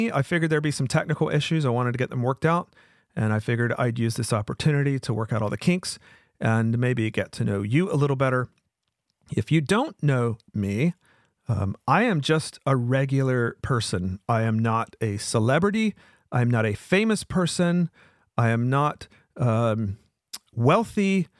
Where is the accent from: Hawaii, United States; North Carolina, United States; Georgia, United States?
North Carolina, United States; Wilmington; And just by luck, it ended up coming to my town, my hometown of Wilmington.